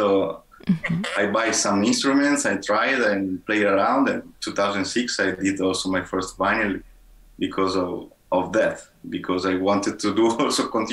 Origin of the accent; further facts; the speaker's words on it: Italy; in my hometown